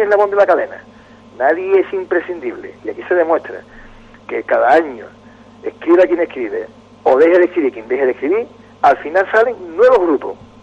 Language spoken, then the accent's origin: Spanish; Cádiz, Andalusia, Spain; yo soy de Cádiz de casualidad